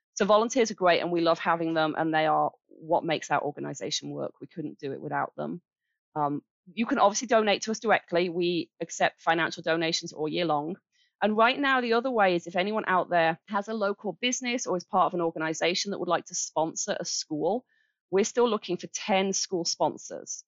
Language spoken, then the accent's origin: English; Birmingham, West Midlands, United Kingdom; moved away as an adult; now in Kalamazoo, United States; I'm from Birmingham in England. Uh. uh, we moved here. Wow. We moved here 11 years ago